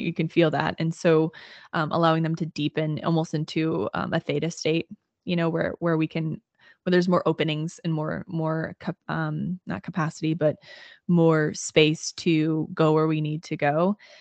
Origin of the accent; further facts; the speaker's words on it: Southern Illinois, United States; I grew up in Illinois, in Southern Illinois, and grew up in a really small town